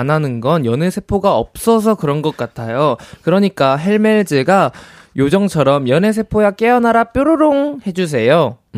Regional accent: Chungcheong, South Korea; 제가 충청도 사람이니까.

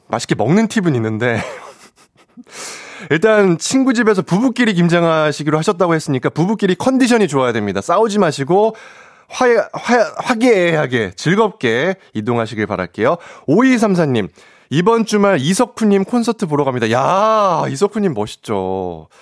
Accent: Seoul Capital Area, South Korea; 사투리에 상당히 취약한 수도권 출신, 수출, 청년 회장

